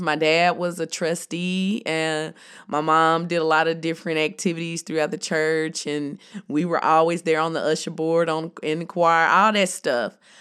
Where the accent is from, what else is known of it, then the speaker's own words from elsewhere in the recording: Jackson, Tennessee, United States; I'm from Tennessee and growing up, everybody went to Baptist church